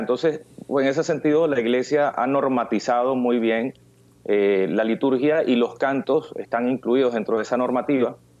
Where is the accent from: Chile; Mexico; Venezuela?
Venezuela; Barinas; moved away as an adult; now in Miami, United States; yo nací en Venezuela, en la ciudad de Barinas.